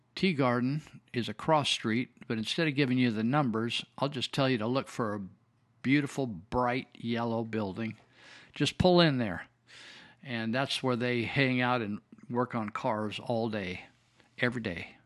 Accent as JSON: {"language": "English", "town": "Marysville", "country": "United States", "tie": "born or raised there", "said": "I was raised in Marysville where we had the Marysville Indians."}